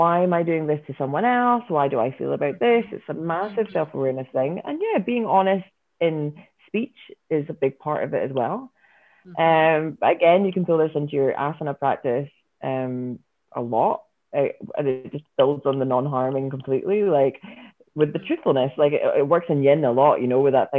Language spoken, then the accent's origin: English; Scotland, United Kingdom; I'm Scottish.